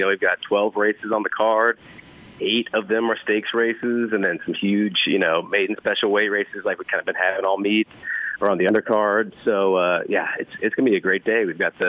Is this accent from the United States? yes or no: yes; Kansas City, United States; now in New Orleans, United States; I'm from Kansas City